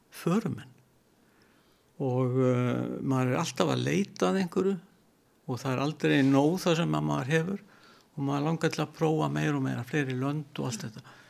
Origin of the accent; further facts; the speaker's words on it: Vestmannaeyjar, Southern Region, Iceland; Ég er ættar úr Vestmanni